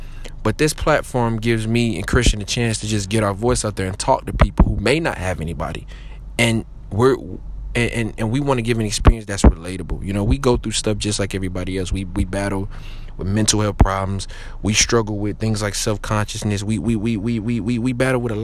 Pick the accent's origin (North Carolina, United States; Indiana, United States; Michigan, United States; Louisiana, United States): Michigan, United States; Detroit; I'm from Detroit, Michigan